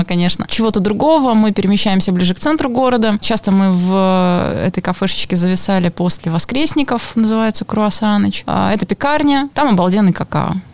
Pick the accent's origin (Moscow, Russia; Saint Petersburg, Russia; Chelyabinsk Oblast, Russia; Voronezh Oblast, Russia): Saint Petersburg, Russia; Lomonosov; я человек из Ломоносова. В Ломоносове мои какие-то особые места, потому что там мое детство и практически вся жизнь